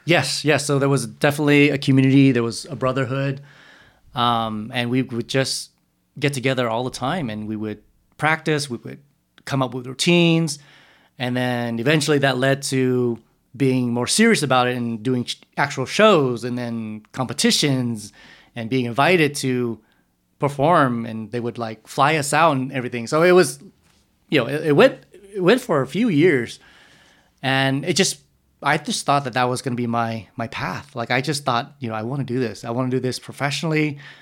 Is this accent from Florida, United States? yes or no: no; San Jose, California, United States; also born or lived in Texas; around three or four, they moved to San Jose